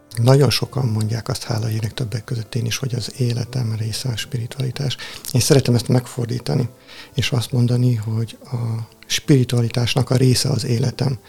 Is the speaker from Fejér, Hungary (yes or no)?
no; Tihany, Veszprém County, Hungary; Tihanyból származom, az apátság mellett nőttem fel